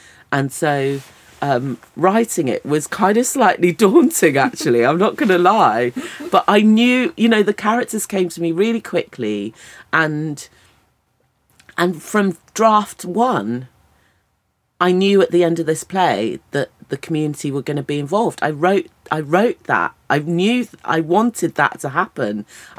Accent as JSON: {"language": "English", "country": "United Kingdom", "said": "yes, I'm a British person, but I also bring all of this to it."}